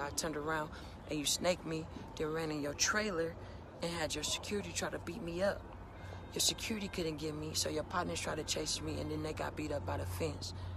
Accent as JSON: {"language": "English", "town": "Oakland", "region": "California", "country": "United States", "said": "I'm a nigga from Oakland, California"}